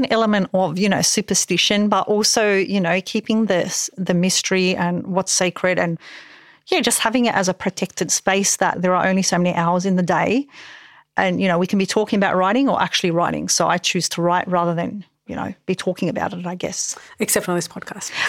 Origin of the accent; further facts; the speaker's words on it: Parramatta, New South Wales, Australia; I'm from Parramatta